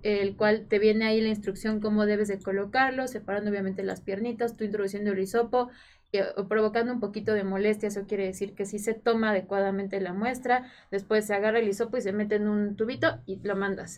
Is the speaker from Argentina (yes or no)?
no; Morelos, Mexico; Yo soy de Morelos